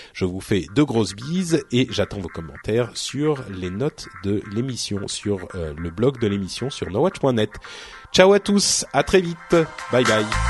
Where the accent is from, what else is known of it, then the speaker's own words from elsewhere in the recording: France; je parle français, hein, je suis français, je viens d'ici